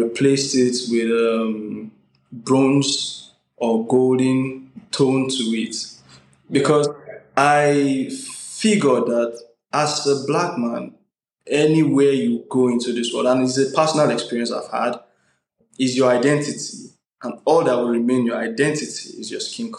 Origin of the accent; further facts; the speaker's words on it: Nigeria; As a Nigerian